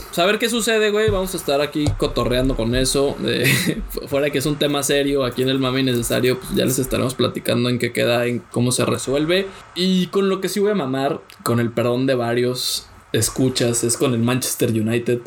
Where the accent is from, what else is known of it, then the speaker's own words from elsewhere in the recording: Mexico; soy mexicano